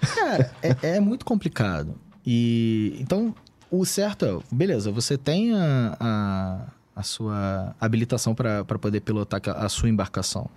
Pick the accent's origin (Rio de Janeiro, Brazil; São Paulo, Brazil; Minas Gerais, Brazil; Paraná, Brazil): Rio de Janeiro, Brazil; Eu sou do Rio de Janeiro.